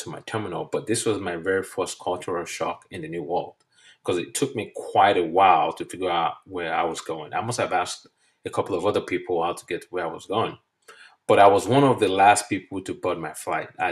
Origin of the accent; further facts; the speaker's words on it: Nigeria; moved away as an adult; now in United States; I'm from Nigeria, and we use the British English. So what I now know today to be elevator is what we call lift back in Nigeria